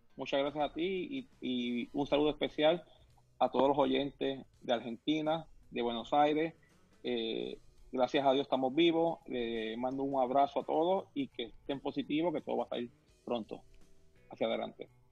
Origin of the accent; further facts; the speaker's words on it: Puerto Rico; now in Miami, United States; Yo me crié en Puerto Rico, una isla del Caribe, comiendo coco, mango, maracuyá, tamarindo, guayaba, lichi